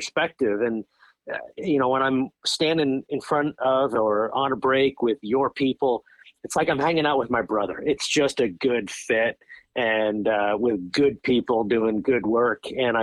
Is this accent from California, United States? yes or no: no; Long Island, New York, United States; moved away as an adult; also born or lived in Notre Dame, Indiana; now in Raleigh, United States; I grew up on Long Island